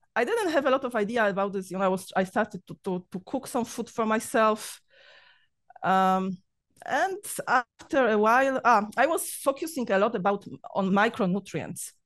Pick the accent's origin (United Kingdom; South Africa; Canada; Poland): Poland; English is a second language; moved away as an adult; now in Cyprus; I'm Polish.